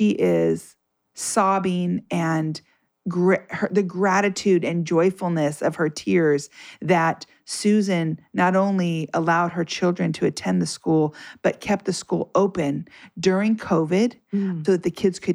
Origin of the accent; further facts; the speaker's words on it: Southern California, United States; born and raised in Southern California